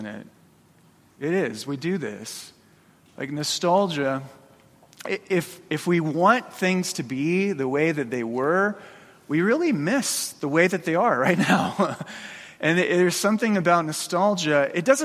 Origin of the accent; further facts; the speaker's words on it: Phoenix, Arizona, United States; moved away as an adult; now in Boise, United States; I grew up in Phoenix. From elementary school up through college, you know, all my childhood was there.